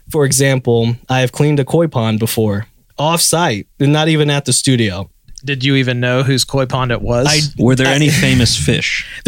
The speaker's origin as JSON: {"language": "English", "region": "Indiana", "country": "United States", "moved": "yes", "lives_now": "Nashville, United States", "said": "I'm from Indiana."}